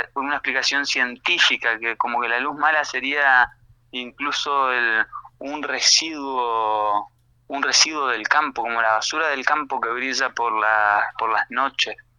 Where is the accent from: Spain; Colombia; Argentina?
Argentina; Resistencia, Chaco; moved away as an adult; now in Buenos Aires, Argentina; Yo soy chaqueño, nacido en Resistencia